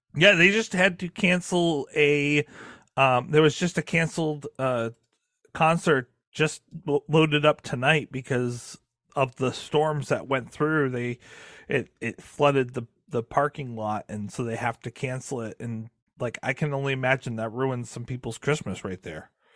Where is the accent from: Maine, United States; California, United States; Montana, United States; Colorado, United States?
Maine, United States; I'm from Maine, which is which is Canadian adjacent, um, and you know, right there on the border. Like we grew up watching Red Green Green in my household